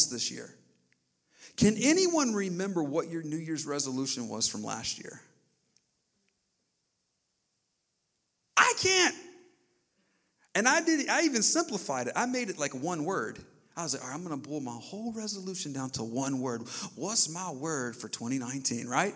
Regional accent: the South, United States; growing up in the South

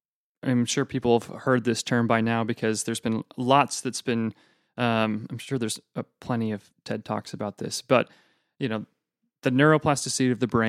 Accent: Pacific Northwest, United States; Maybe it's because I'm from the Northwest and, you know, grew up under a rain cloud.

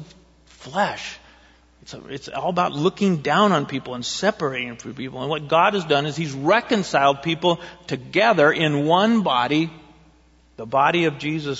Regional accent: Eugene, Oregon, United States; also born or lived in Springfield, Oregon; I grew up in Eugene when I was young

